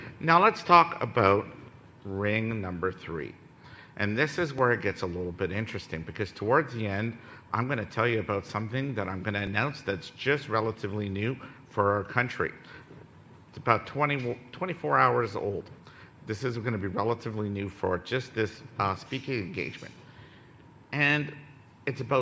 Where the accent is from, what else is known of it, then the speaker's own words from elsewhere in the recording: Ottawa, Ontario, Canada; I come from Ottawa